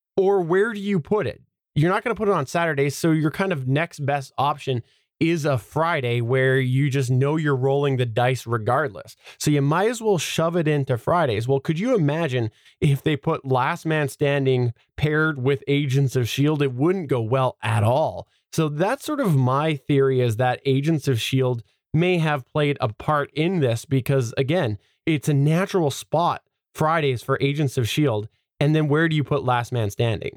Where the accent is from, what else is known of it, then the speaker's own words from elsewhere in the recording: Canada; I'm Canadian.